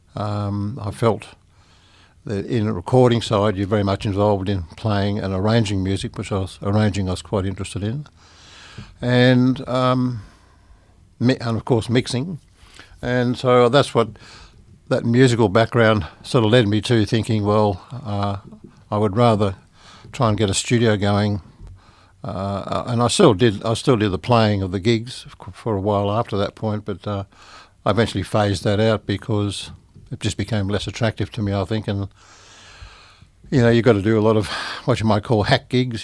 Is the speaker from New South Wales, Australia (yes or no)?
yes; Sydney, New South Wales, Australia; I was born in Sydney